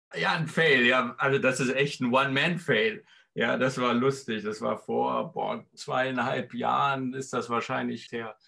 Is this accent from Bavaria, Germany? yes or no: yes; Erlangen, Bavaria, Germany; Ich bin aus Erlangen. Komischerweise bin ich dann in Nürnberg gelandet bei XR.